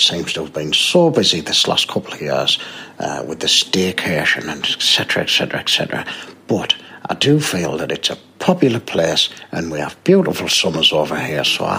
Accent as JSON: {"language": "English", "town": "Gateshead", "region": "North East England", "country": "United Kingdom", "said": "I mean, I'm from the Gateshead area, but, you know, I've got a lot of friends in the Darlington area as well."}